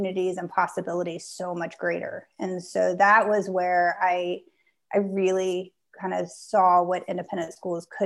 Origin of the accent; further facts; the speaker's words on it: Southern Indiana, United States; now in Charlottesville, United States; my high school was actually the first high school built in the state of Indiana in Southern Indiana near Louisville, Kentucky.